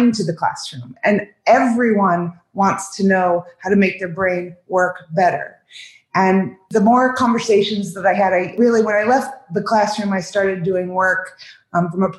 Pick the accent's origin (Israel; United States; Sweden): United States; Ohio; now in Southwest Florida, United States; I grew up in Ohio